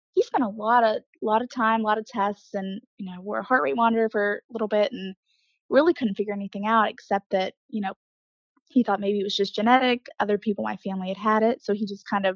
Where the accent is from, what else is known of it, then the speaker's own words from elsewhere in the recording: Mannington, West Virginia, United States; now in Morgantown, United States; I'm from a town about 45 minutes away, Mannington